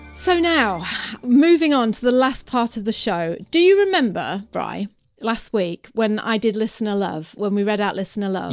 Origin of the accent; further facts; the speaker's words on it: United Kingdom; I'm British